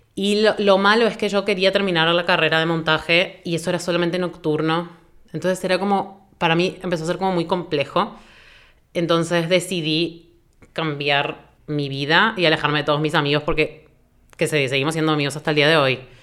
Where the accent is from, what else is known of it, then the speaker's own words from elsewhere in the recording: Buenos Aires, Argentina; now in Asunción, Paraguay; Vivo en Asunción actualmente, soy de Buenos Aires, Argentina